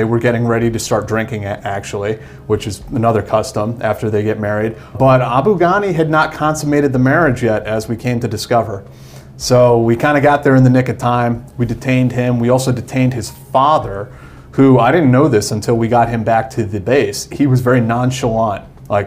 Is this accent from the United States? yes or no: yes; Westchester County, New York, United States; I came from Westchester County, New York